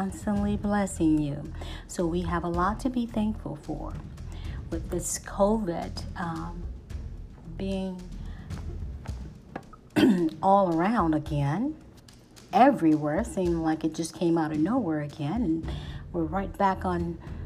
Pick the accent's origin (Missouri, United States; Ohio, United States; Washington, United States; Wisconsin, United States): Missouri, United States; St. Louis; I was born in St. Louis, Missouri